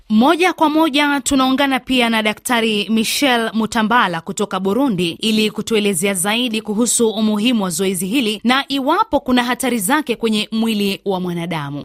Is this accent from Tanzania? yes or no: no; Mombasa, Mombasa County, Kenya; kutokea Mombasa